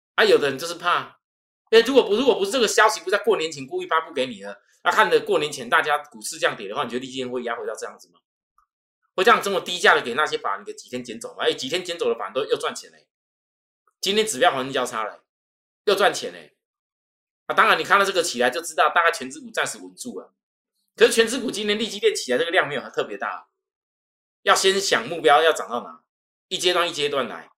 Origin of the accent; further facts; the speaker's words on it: Taiwan; accent: Taiwanese; 我们这种台湾的口音